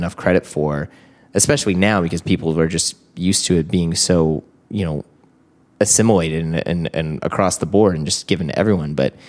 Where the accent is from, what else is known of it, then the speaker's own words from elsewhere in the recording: St. Louis, Missouri, United States; I grew up in St. Louis, Missouri.